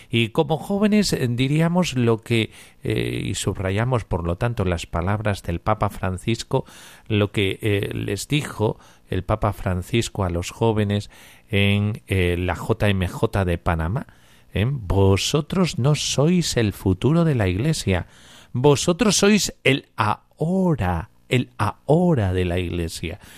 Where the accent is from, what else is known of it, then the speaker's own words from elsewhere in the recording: Nicaragua; Eh, de Nicaragua.